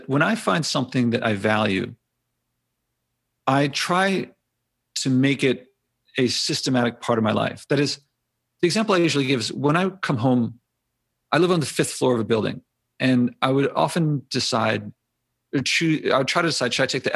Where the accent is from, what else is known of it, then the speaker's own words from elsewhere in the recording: Philadelphia, Pennsylvania, United States; I grew up in Philly.